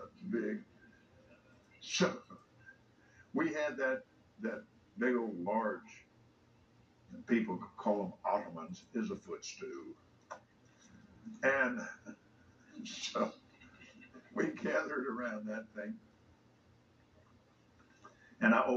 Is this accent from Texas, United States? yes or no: yes; Fort Worth, Texas, United States; born or raised there; also born or lived in Tulsa